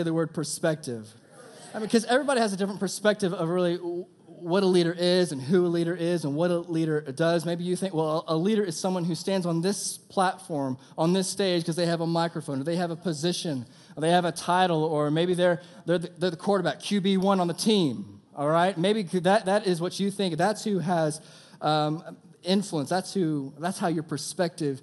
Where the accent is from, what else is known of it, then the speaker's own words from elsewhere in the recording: Texas, United States; I'm from Texas.